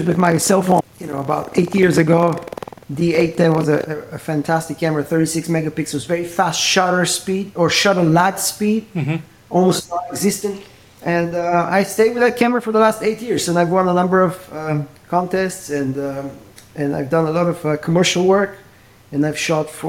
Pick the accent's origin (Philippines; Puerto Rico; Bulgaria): Bulgaria; moved away as an adult; now in United States; Originally from Bulgaria, and I moved to the U.S. a little over 30 years ago to study music.